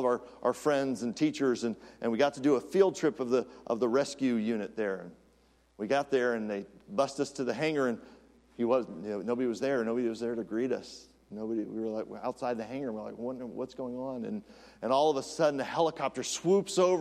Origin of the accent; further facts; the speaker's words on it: United States; as an American